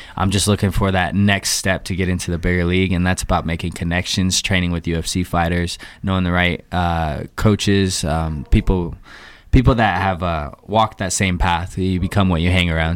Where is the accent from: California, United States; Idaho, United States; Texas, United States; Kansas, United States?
Idaho, United States; Boise; also born or lived in Provo, Utah; I'm a Boise native. Um, I grew up here